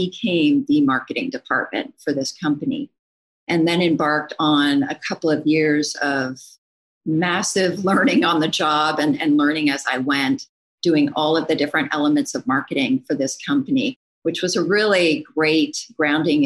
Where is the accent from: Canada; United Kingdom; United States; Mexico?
Canada; moved away; also born or lived in Kingston, Ontario / Waterloo, Ontario; I'm from Canada originally, went to school up there at a university called